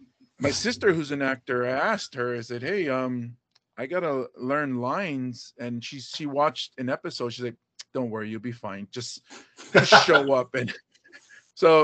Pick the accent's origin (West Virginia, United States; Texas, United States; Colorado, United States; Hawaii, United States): Hawaii, United States; also born or lived in Buffalo, New York / Pittsburgh, Pennsylvania; being raised here in Hawaii, I grew up in an Asian neighborhood